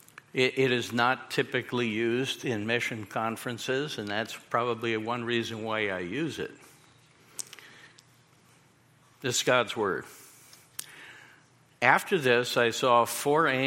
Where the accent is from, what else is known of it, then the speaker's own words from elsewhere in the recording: New York City, New York, United States; moved away; I'm a kid from Queens. I grew up in a mafia neighborhood, and I really did